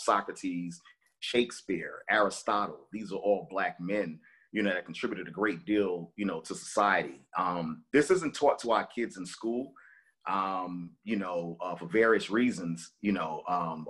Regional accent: New York City, New York, United States; Growing up in Brooklyn

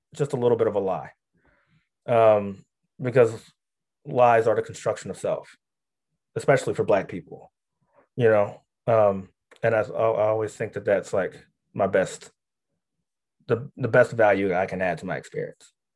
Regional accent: Philadelphia, Pennsylvania, United States; moved away as an adult; also born or lived in New York; I grew up in Philly

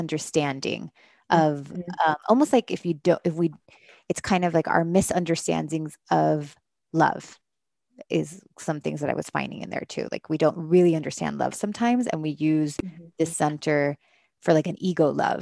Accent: Miami, Florida, United States; moved away; I'm from Miami, my parents are Caribbean

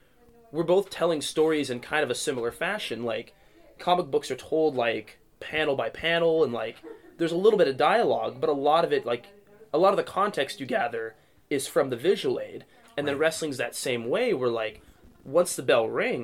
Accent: Tacoma, Washington, United States; born or raised there; also born or lived in Chicago, Illinois

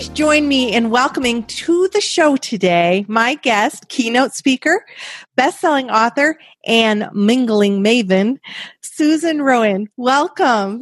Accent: Brighton, Michigan, United States; I'm from a place Brighton, Michigan

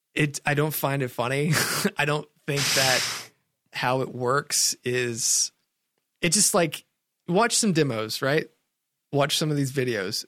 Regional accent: Sparta, Tennessee, United States; I grew up in Sparta, Tennessee

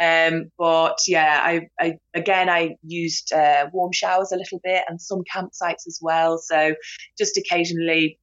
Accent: United Kingdom; I'm from Britain

